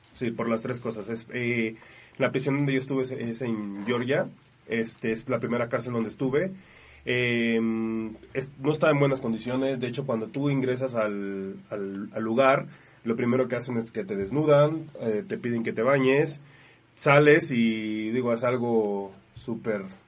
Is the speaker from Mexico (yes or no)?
yes; Mexico; de las 60 personas nada más éramos como 6 mexicanos